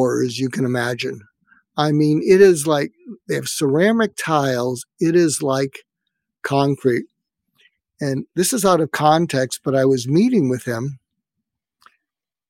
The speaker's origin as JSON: {"language": "English", "town": "Boston", "region": "Massachusetts", "country": "United States", "tie": "born or raised there", "also_born_or_lived": "Berkeley, California / Topeka, Kansas", "moved": "as an adult", "said": "I grew up in Boston, and I went to college in Berkeley, California, and I was going back to medical school in Boston"}